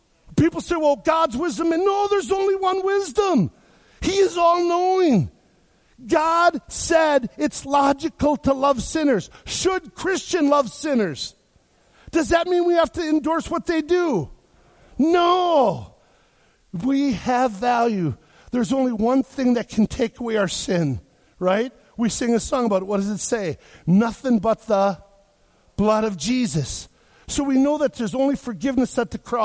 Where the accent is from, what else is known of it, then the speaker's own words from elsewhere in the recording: Wisconsin, United States; I grew up in Wisconsin